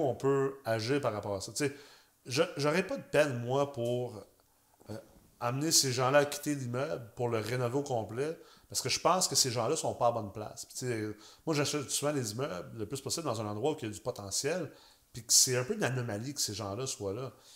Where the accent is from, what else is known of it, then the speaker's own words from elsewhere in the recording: Quebec City, Quebec, Canada; je viens de Québec